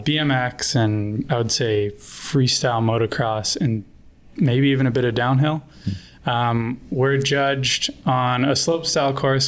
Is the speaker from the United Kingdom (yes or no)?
no; an hour north of Toronto, Ontario, Canada; So I grew up in Toronto, just an hour north